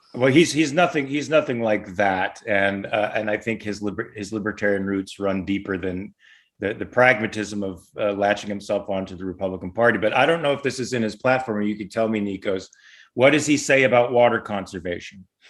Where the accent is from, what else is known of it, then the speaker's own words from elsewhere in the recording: Los Angeles, California, United States; also born or lived in Pasadena, California / Valencia, California; I'm a native here. I I was born in Pasadena, raised in Van Nuys, living in Valencia now.